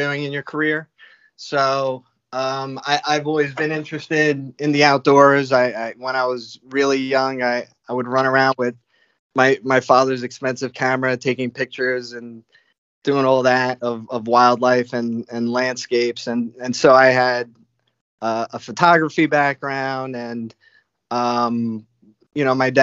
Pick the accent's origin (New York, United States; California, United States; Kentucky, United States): New York, United States; Yonkers; moved away as an adult; also born or lived in Brooklyn, New York; now in Albany area, United States; I grew up in Yonkers, which is a suburb of the city, New York City